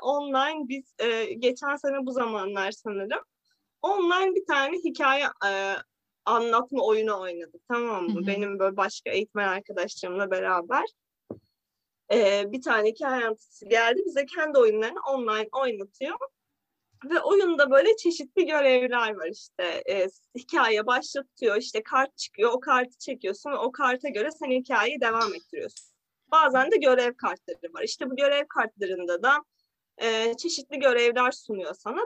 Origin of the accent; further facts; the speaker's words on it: Bozüyük, Bilecik Province, Turkey; Bilecik Bozüyük'tü. Ben Dodurgalı değilim ama.